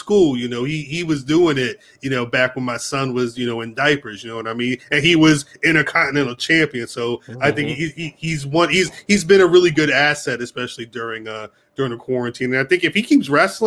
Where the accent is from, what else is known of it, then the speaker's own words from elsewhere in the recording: New Jersey, United States; I'm from Jersey